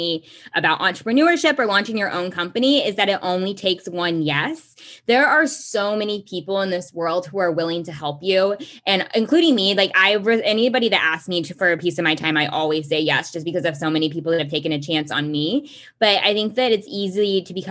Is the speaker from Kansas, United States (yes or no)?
yes; Kansas, United States; I grew up in Kansas